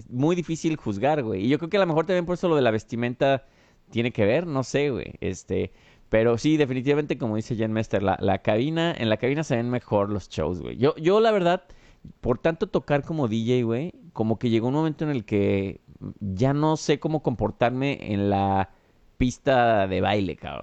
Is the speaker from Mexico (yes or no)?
yes; Mexico; also born or lived in Chicago